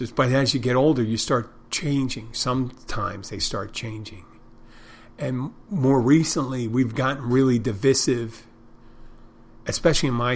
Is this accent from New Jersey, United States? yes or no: no; Odenton, Maryland, United States; I'm from I'm from Odenton, Maryland. Originally.